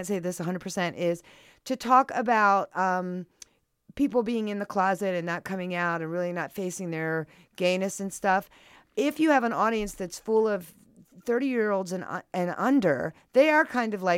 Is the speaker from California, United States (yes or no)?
yes; Southern California, United States; I'm from Southern California and we're having a drought.